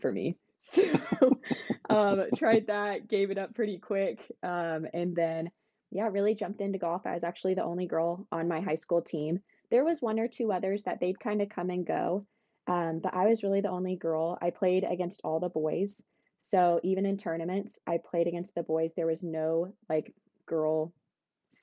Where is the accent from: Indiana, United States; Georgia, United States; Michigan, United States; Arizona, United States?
Arizona, United States; Sedona; also born or lived in Texas; so grew up in Sedona. I was born in Texas.